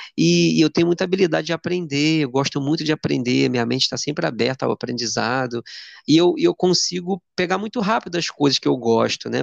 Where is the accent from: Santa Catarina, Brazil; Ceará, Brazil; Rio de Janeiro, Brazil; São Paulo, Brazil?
Rio de Janeiro, Brazil; Duque de Caxias; eu sou de Duque de Caxias, de Janeiro